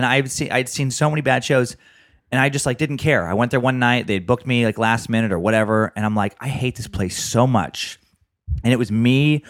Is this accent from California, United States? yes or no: no; Idaho, United States; My home state.